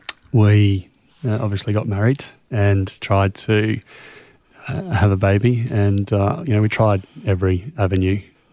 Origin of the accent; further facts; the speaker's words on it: Australia; it's so difficult just as an Australian to...